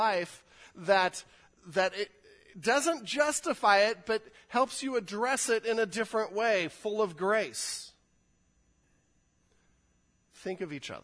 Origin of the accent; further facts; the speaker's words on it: California, United States; I'm a Californian